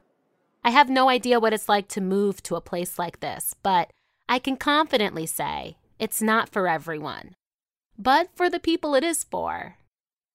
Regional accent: New York City, New York, United States; Both of my parents were born and raised in New York. So were my brother

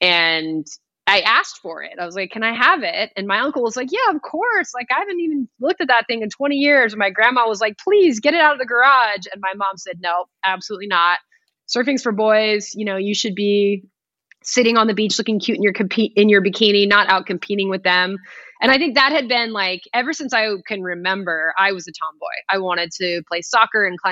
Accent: Palos Verdes, California, United States; I grew up in Palos Verdes, California, which is a coastal community

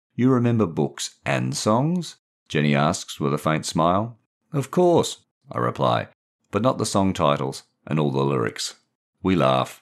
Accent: Perth, Western Australia, Australia; moved away as an adult; also born or lived in England; I grew up in Perth in the nineteen sixties and seventies

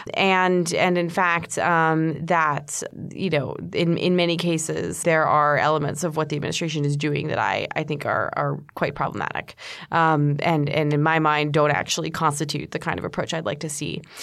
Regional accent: United States; I'm an American

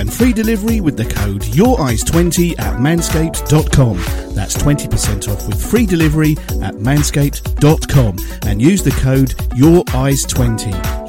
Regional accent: Watford, East of England, United Kingdom; it's been my hometown pretty much all my life

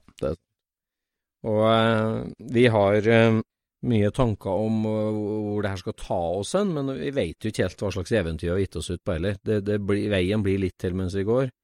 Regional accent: Trondheim, Trøndelag, Norway; now in north of Oslo, Norway; Jeg er fra Trondheim, og det må jeg bare ta et forbehold om dialektforvirring med en gang. Jeg er fra Trøndelag

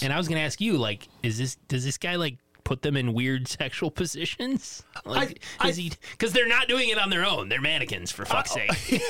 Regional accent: England, United Kingdom; Actually, I'm English.

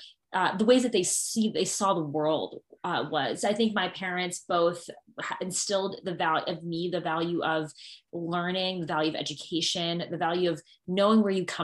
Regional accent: Northern Virginia, United States; growing up in Northern Virginia, being biracial

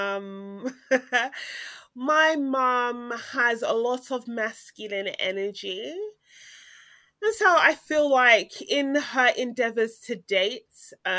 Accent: Ghana; culturally, I come from Ghana

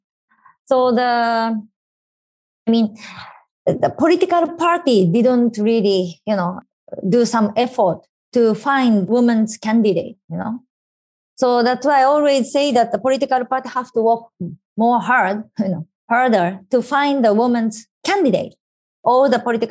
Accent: Japan; I was in my hometown

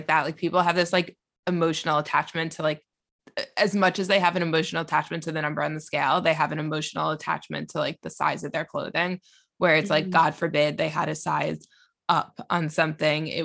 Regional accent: United States; now in London, United Kingdom; I'm American, but I live in London.

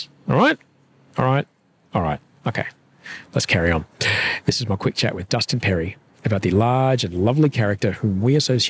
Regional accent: Brisbane, Queensland, Australia; I'm from Brisbane

